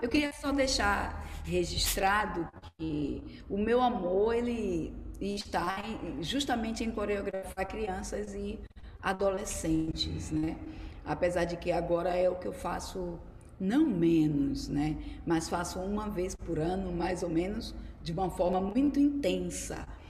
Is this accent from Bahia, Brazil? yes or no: yes; Salvador, Bahia, Brazil; also born or lived in Los Angeles; eu sou daqui de Salvador, sou baiana